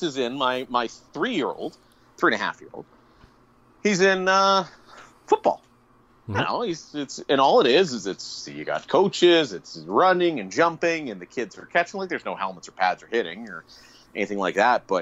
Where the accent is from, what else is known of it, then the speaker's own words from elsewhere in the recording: Northern Ontario, Canada; I'm from Northern Ontario.